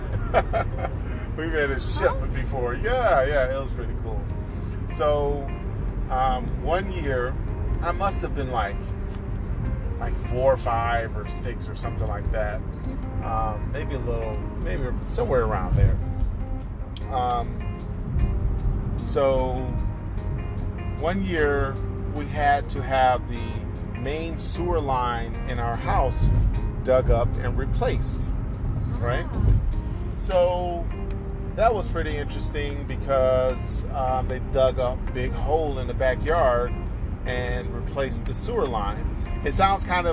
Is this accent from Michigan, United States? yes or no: yes; Detroit, Michigan, United States; So we grew up in Detroit